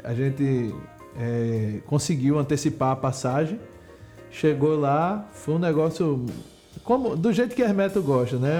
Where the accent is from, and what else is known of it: Pernambuco, Brazil